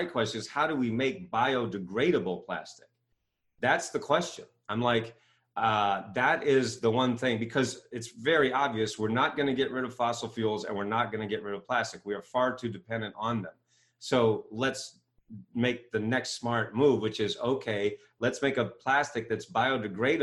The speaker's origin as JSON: {"language": "English", "region": "Maine", "country": "United States", "tie": "born or raised there", "moved": "as an adult", "lives_now": "Ohio, United States", "said": "I grew up in Maine"}